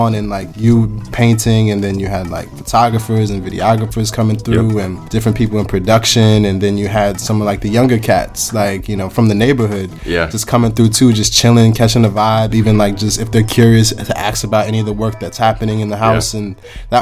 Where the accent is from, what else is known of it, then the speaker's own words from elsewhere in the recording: Buffalo, New York, United States; I was born in Buffalo